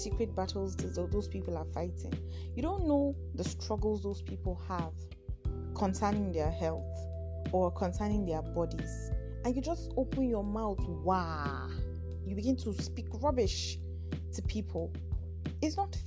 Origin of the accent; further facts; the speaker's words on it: Nigeria; I am a Nigerian